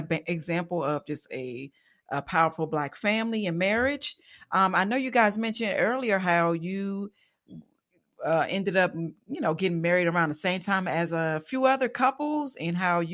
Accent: Maryland, United States; moved away; I'm from Maryland, but my mother moved to Florida

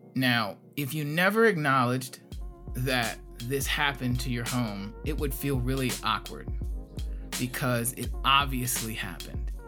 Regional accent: Gary, Indiana, United States; now in Fort Wayne, United States; I'm from Gary, Indiana originally

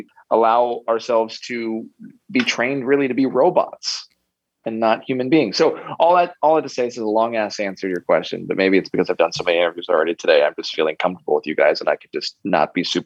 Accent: United States; growing up in America

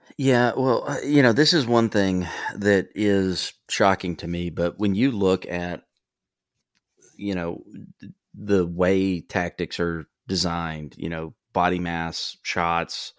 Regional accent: Gulf Coast, United States; growing up on the Gulf Coast

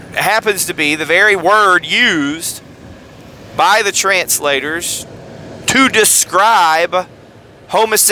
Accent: United States; as an American

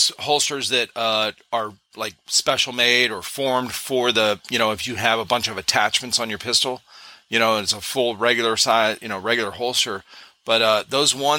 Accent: Cleveland, Ohio, United States; We moved back to where I grew up in Cleveland, Ohio

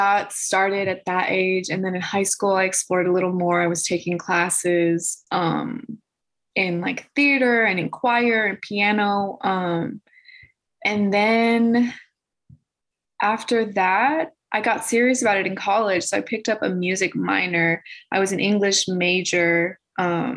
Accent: Chicago, Illinois, United States; I'm from Chicago

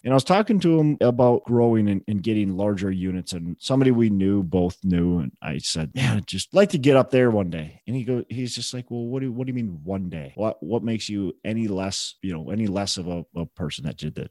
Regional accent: Minneapolis, Minnesota, United States; I'm from Twin Cities.

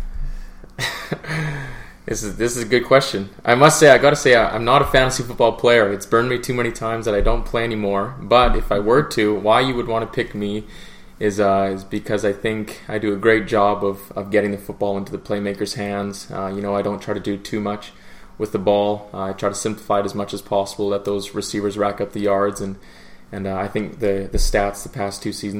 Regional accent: Saskatchewan, Canada; Growing up in Saskatchewan

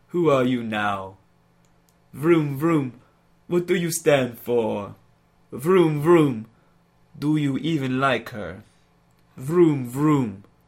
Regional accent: Tobago, Trinidad & Tobago; It's because I'm from Tobago, man.

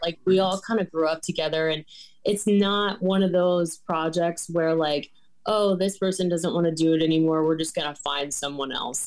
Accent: Winchester, Virginia, United States; moved away as an adult; also born or lived in Shenandoah Valley; now in Bradley Beach, United States; I just moved here um in October from Winchester, Virginia, which is like my hometown kind of thing

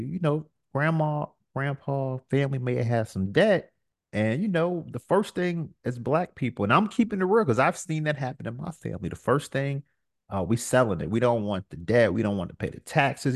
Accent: New York, United States; I'm from New York

